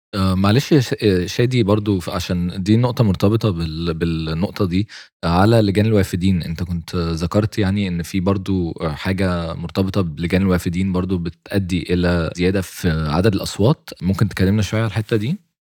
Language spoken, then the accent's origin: Arabic; Egypt; إحنا كمصريين